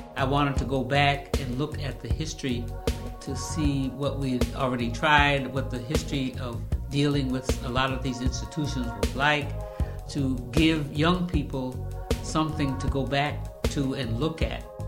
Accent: the Adirondacks, upstate New York, United States; also born or lived in South Carolina; now in Albany, United States; I'm from the Adirondacks. Actually, I was actually born in South Carolina, but my family moved when I was very young to the Adirondacks

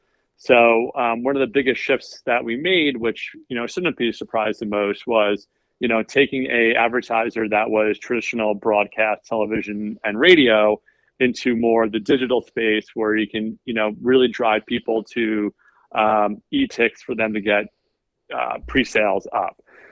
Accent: New York City, New York, United States; so I came from New York. I worked in the city as, you know, a media buyer and planner forever.

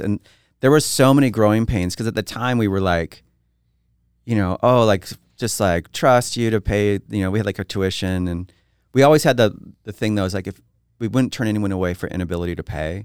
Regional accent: Twin Falls, Idaho, United States; now in Boise, United States; growing up in Twin Falls

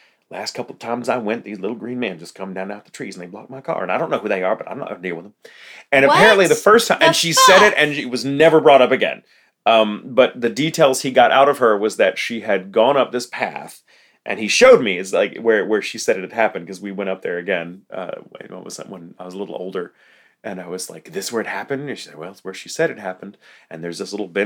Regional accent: Texas, United States; I grew up here in Texas

